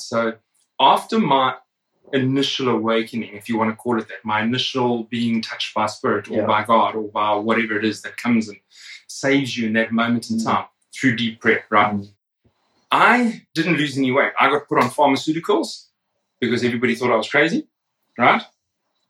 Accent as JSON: {"language": "English", "country": "South Africa", "tie": "born or raised there", "said": "I grew up in South Africa."}